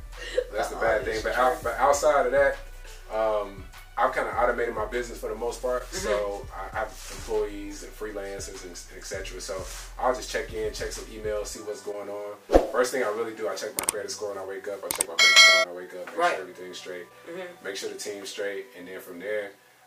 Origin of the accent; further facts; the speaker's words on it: Chicago, Illinois, United States; also born or lived in Arkansas; now in Atlanta, United States; I'm originally from Chicago, and then I moved down south to Arkansas